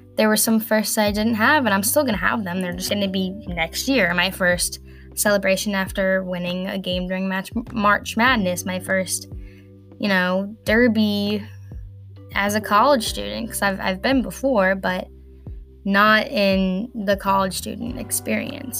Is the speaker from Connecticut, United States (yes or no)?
no; northern Kentucky, United States; I'm from Kentucky, in like the northernmost part of Kentucky